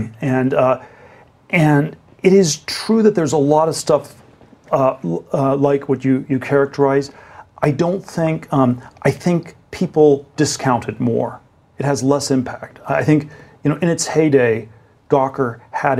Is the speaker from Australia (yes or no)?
no; Germany; now in United States; I was born in Germany, sort of immigrant to the U.S.